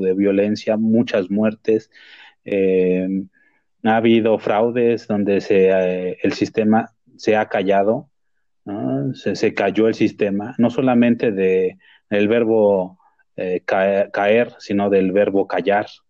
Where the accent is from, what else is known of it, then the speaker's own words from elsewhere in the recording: Mexico; como mexicano